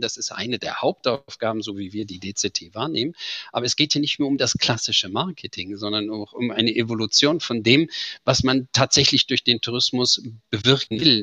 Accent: Germany; wie Sie hören, bin ich Deutscher

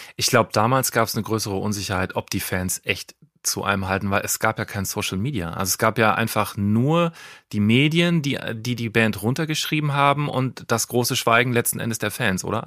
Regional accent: near Nordhorn, Lower Saxony, Germany; Also ich komme übrigens aus der Nähe von, äh, von Nordhorn

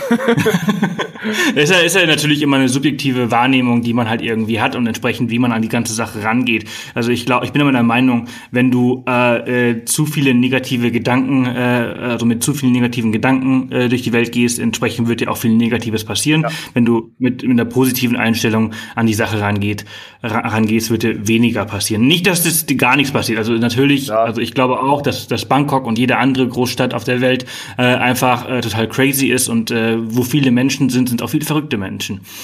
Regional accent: Germany; bei uns in Deutschland

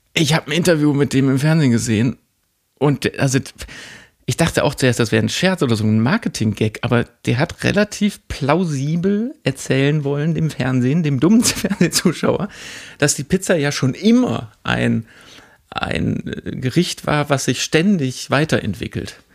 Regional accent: Mülheim an der Ruhr, North Rhine-Westphalia, Germany; ich komme komm ja auch da, aber da ist die andere Ruhrseite

